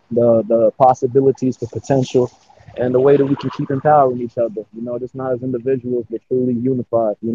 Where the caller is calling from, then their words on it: Los Angeles, California, United States; Uh, I'm over here in LA, um, representing Jer as always, you know. But um, LA, you know, out here just doing my thing